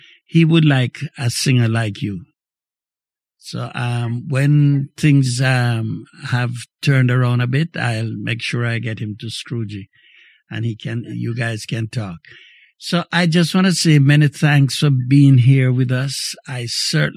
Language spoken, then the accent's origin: English; May Pen, Clarendon, Jamaica; now in Montreal, Canada; in my days growing up in Jamaica